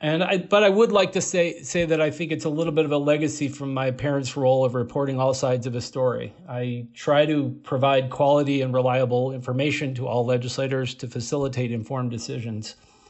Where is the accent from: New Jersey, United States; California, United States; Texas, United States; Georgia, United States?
California, United States; now in Minnesota, United States; I grew up in California as the son of two journalists.